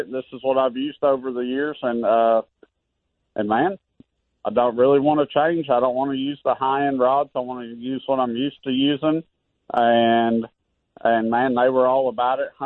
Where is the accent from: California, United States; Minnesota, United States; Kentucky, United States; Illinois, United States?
Kentucky, United States; Western; I grew up in Western Kentucky, living in a trailer park